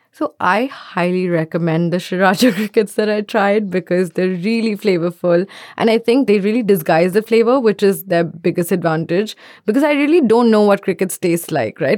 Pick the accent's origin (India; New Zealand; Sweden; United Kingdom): India; I'm from India